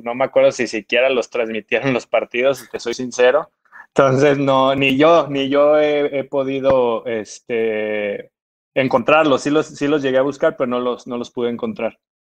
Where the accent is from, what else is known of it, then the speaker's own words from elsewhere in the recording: Mexico; also born or lived in Guadalajara; now in Morelia, Mexico; marcan a uno como, como jugador mexicano